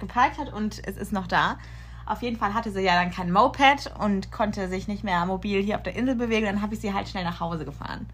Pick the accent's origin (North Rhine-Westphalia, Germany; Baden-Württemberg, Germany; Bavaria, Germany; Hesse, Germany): Baden-Württemberg, Germany; Karlsruhe; moved away as an adult; now in Munich, Germany; in Karlsruhe geblieben da, wo ich herkomme